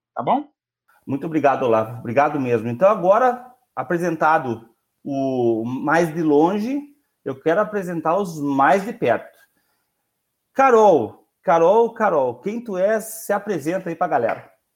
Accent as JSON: {"language": "Portuguese", "region": "Rio Grande do Sul", "country": "Brazil", "said": "Nós somos do Rio Grande do Sul"}